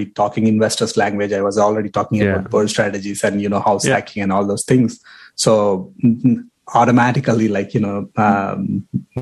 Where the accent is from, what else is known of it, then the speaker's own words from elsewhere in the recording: India; moved away as an adult; also born or lived in Toronto, Canada; now in Windsor, Canada; Born and raised in India. Came here as a student in 2012.